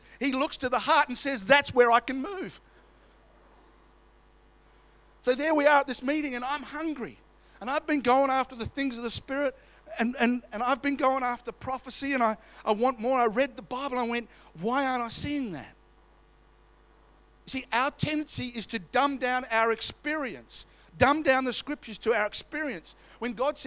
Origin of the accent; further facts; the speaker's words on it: Australia; We're Australian